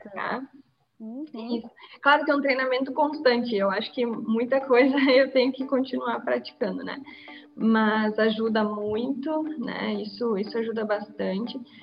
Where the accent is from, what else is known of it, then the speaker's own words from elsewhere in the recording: Bento Gonçalves, Rio Grande do Sul, Brazil; eu sou de Bento Gonçalves